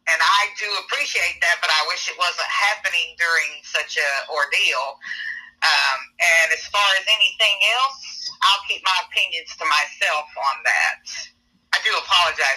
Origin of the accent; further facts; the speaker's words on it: Thomasville, later near Atlanta, Georgia, United States; moved away as an adult; now in Nashville, United States; I was born in Thomasville, Georgia, down by the Florida line, about 30 minutes away from Tallahassee, Florida. Grew up down there for a while and then moved a little